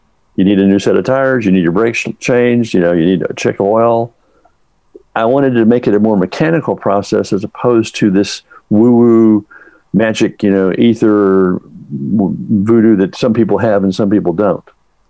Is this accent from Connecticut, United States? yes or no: no; Texas, United States; Well, I grew up in Texas. My dad was a big drive-in movie guy, so we were always hooked on films.